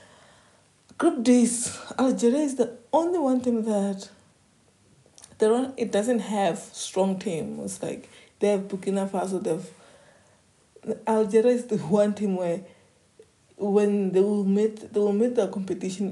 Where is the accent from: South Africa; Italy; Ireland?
South Africa; as South African